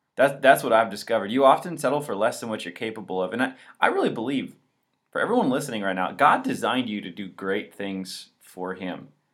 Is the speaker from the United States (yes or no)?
yes; Walloon Lake, Michigan, United States; also born or lived in Chicago; I'm actually from northern Michigan, uh, Walloon Lake specifically